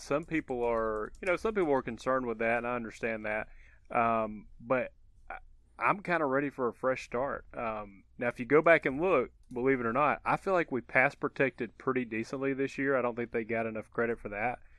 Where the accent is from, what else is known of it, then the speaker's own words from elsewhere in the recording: Georgia, United States; I grew up in Georgia my whole life